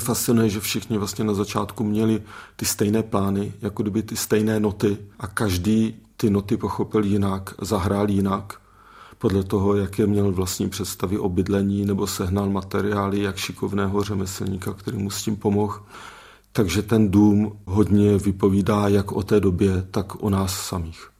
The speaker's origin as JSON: {"language": "Czech", "region": "Moravia", "country": "Czechia", "said": "u nás na Moravě"}